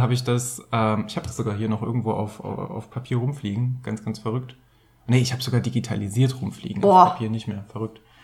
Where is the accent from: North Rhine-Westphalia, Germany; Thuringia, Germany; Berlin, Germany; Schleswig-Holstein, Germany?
North Rhine-Westphalia, Germany; Bergisches Land; Ich komme aus dem Rheinland, da ist auch mal ein Römer durchmarschiert. Ich weiß es nicht. Eigentlich komme ich aus dem Bergischen Land